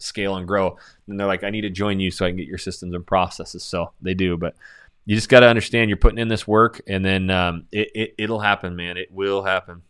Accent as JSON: {"language": "English", "town": "Coeur d'Alene", "region": "Idaho", "country": "United States", "tie": "born or raised there", "moved": "as an adult", "lives_now": "Houston, United States", "said": "my hometown of Coeur d'Alene, Idaho"}